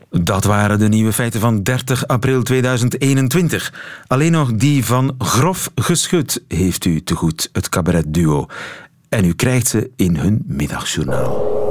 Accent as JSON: {"language": "Dutch", "region": "East and West Flanders", "country": "Belgium"}